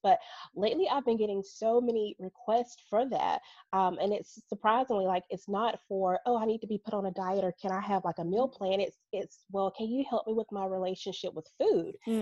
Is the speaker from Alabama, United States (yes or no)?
yes; Birmingham, Alabama, United States; I am from Birmingham, Alabama, born and raised, still live here.